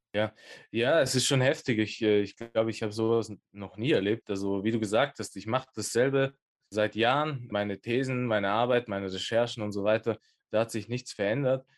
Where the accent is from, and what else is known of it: Innsbruck, Tyrol, Austria; born or raised there